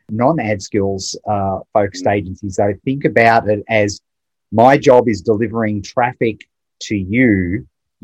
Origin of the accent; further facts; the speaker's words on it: Melbourne, Victoria, Australia; the fancy part of my hometown of Melbourne